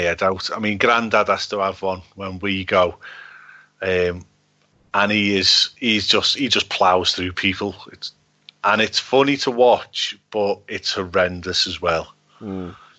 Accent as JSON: {"language": "English", "town": "Liverpool", "region": "North West England", "country": "United Kingdom", "said": "from Liverpool"}